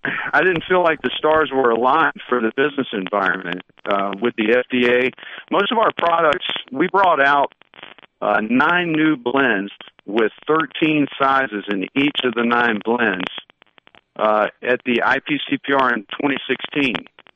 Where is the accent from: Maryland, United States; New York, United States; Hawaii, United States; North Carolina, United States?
North Carolina, United States; accent: North Carolina; my North Carolina accent